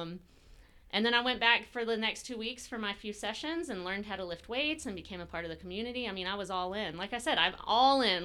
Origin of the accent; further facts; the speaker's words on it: Brunswick, Georgia, United States; I grew up here in Brunswick, Georgia